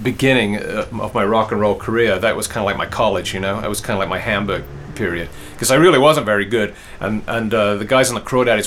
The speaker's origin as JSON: {"language": "English", "region": "England", "country": "United Kingdom", "tie": "born or raised there", "moved": "yes", "said": "I grew up in England."}